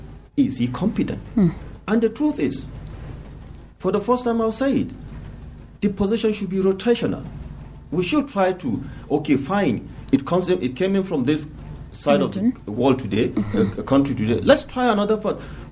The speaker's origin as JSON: {"language": "English", "region": "Plateau", "country": "Nigeria", "tie": "born or raised there", "said": "I am not from Plateau State. I practically lived my life in Plateau State. I schooled here. I have mingled with different people, different languages in Plateau State. I even have a Biram name, but I'm not a Biram"}